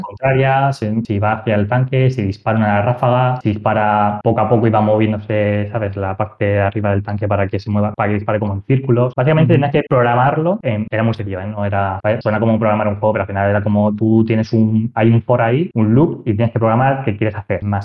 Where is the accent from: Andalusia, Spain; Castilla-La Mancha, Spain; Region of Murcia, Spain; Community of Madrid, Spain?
Region of Murcia, Spain; Murcia; moved away; also born or lived in Barcelona; yo soy de Murcia